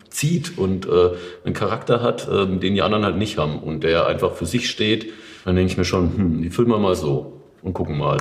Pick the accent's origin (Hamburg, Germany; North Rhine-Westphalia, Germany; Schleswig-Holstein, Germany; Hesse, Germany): Hesse, Germany; Odenwald; ich ja eigentlich auch gebürtiger Odenwälder bin